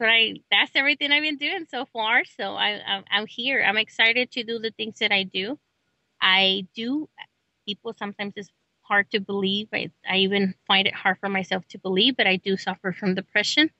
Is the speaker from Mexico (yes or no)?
yes; Celaya, Guanajuato, Mexico; also born or lived in Oklahoma; now in United States; I come from Celaya, Guanajuato, Mexico